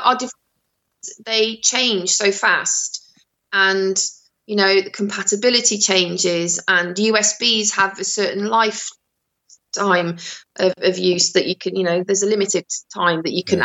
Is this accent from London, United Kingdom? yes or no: no; Shrewsbury, West Midlands, United Kingdom; also born or lived in Netherlands; I moved to England when I was seven. So I've been in Shropshire since I was seven and Shrewsbury since I was fourteen.